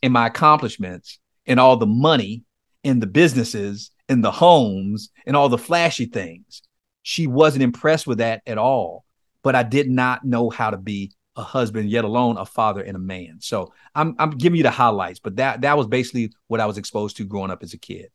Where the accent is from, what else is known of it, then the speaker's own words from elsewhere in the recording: Miami, Florida, United States; I grew up in Miami, Florida, in a place called Liberty City.